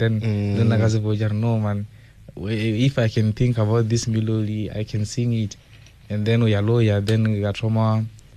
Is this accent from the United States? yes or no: no; Mapitula village, around Zanini, Limpopo, South Africa; We both attended school, Mapitula Primary School.